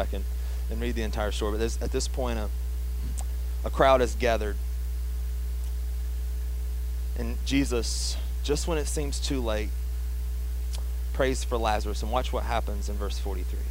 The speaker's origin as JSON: {"language": "English", "region": "the South", "country": "United States", "accent": "southern", "said": "my southern accent"}